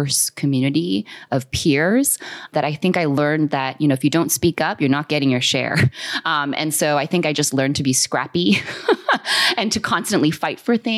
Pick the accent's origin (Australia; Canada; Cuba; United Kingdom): Canada; Toronto, Ontario; moved away as an adult; now in Orange County, United States; I'm a Korean Canadian, proud to be born and raised in Toronto, Ontario, in Canada